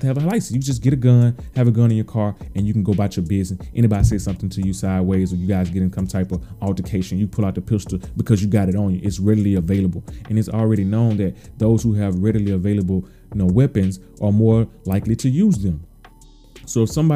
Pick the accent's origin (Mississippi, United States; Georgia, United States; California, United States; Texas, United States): Mississippi, United States; moved away; I'm from the South, man. I'm from the Mississippi